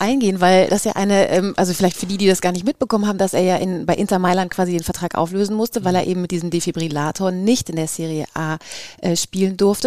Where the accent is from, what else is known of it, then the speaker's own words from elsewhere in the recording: Cologne, North Rhine-Westphalia, Germany; Ich komme zum Beispiel aus Köln